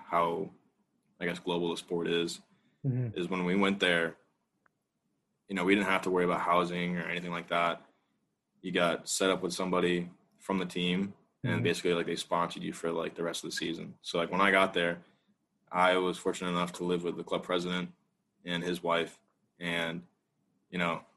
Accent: United States; as an American

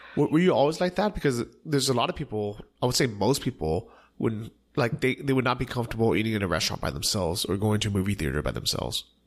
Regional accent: Bay Area, California, United States; growing up in the Bay Area, especially as an Asian American

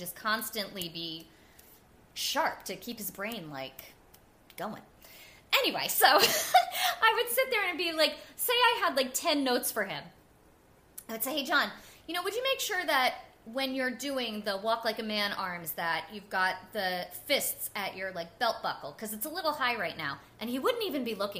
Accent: New Jersey, United States; also born or lived in Staten Island; I grew up in North Jersey

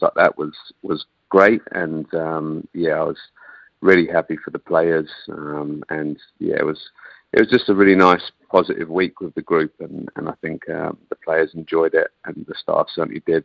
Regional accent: England, United Kingdom; accent: English; now in New Zealand; despite my still English accent, I'm very much a Kiwi. You know, um, I've been here in New Zealand longer than I lived in England

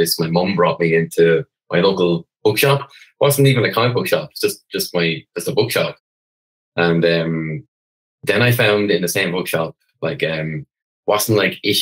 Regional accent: Wexford, Leinster, Ireland; I come from Wexford, the southeast as you can go in Ireland.

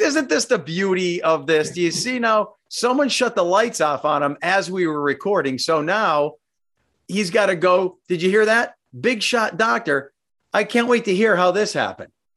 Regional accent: Simpson, Pennsylvania, United States; I'm from Simpson, not Carbondale

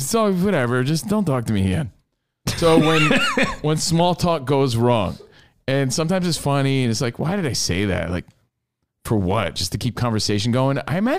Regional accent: Minnesota, United States; Yeah, hell, where are you from? I'm from Minnesota.

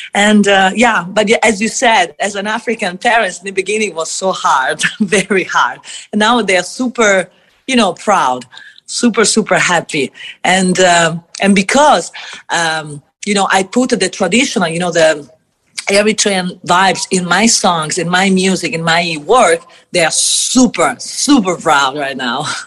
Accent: Italy; I come from Italy

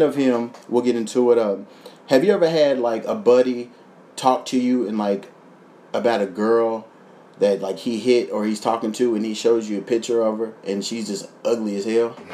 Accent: Kentucky, United States; moved away as an adult; now in Los Angeles, United States; my hometown

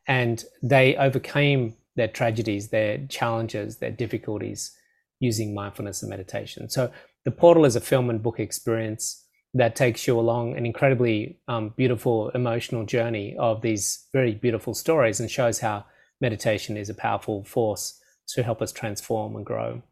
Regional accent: Australia; I'd speak too quickly as an Aussie

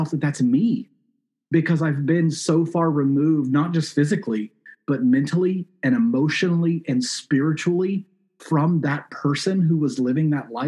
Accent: South Mississippi, United States; moved away as an adult; also born or lived in Syracuse, New York / New York City / London / China; now in Portland, United States; I grew up in Mississippi

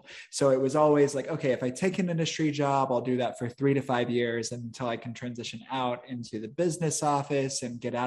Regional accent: Midwest, United States; also born or lived in Chicago suburbs, Illinois; I grew up in the Midwest

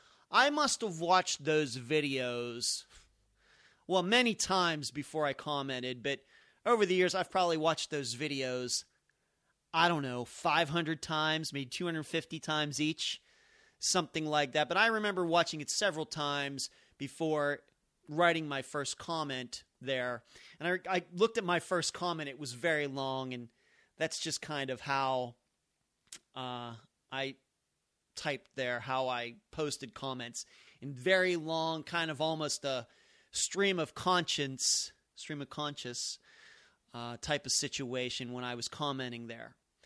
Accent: Las Vegas, Nevada, United States; So I had gone up there on my own before people even knew that I was from Las Vegas

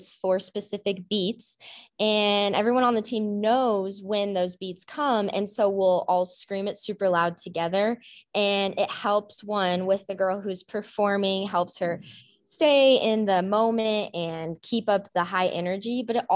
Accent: Lone Tree, Colorado, United States; growing up in Colorado

